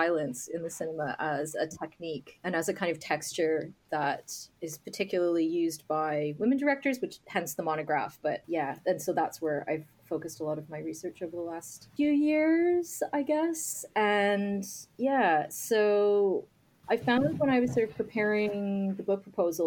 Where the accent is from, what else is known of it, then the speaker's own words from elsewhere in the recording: Canada; now in Scotland; I'm Canadian